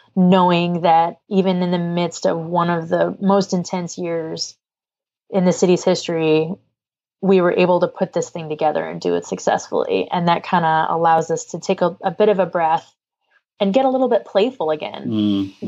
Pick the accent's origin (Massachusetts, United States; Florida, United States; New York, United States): Massachusetts, United States; the Berkshires, New England; now in Louisiana, United States; I am a girl from New England, I would love to go see a TEDx Berkshires event just because it's my hometown